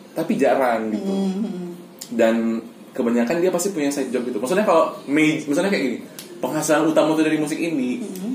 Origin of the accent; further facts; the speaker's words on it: Medan, North Sumatra, Indonesia; dari Medan aku